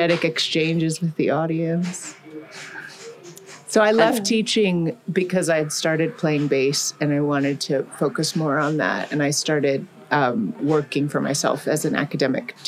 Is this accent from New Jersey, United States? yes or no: no; Colorado Springs, Colorado, United States; also born or lived in Denver; my first like real foray into music was the Colorado Springs Children's Chorale. I started that when I was in second grade